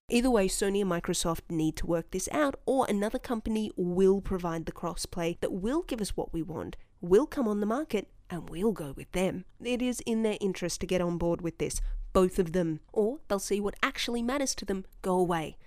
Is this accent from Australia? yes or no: yes; Australia; as an Australian